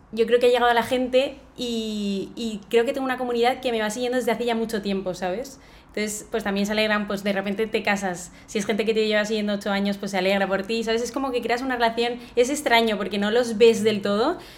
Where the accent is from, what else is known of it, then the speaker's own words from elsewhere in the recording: Valencia, Valencian Community, Spain; los dos somos de Valencia, tenemos aquí la familia